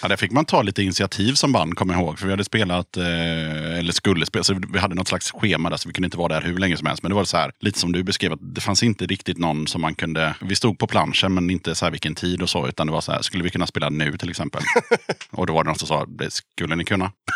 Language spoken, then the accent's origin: Swedish; Tranås, Jönköping County, Sweden; Jag kommer ju från Tranås, så där spelade ju alla band med trummaskin